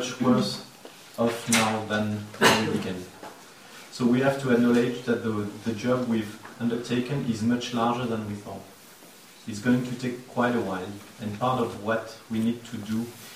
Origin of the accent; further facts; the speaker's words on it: France; accent: French; English is a second language; my French accent